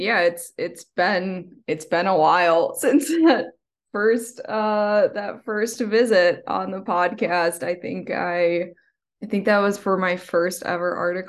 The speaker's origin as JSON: {"language": "English", "region": "East Coast", "country": "United States", "lives_now": "Washington, United States", "said": "I'm also like from the East Coast and I didn't know what to expect. And I just thought, Washington is all, rainy and, Pacific Northwesty"}